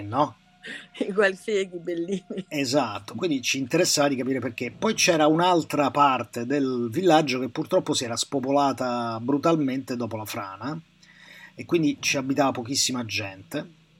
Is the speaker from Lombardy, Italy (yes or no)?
no; Rome, Lazio, Italy; Io sono di eh. Roma, no? Cioè, sono nato a Roma e a Roma siamo pessime persone